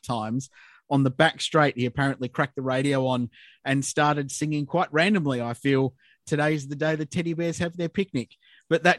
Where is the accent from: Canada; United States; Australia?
Australia; Adelaide, South Australia; my background growing up in Adelaide and having the Australian Grand Prix in my backyard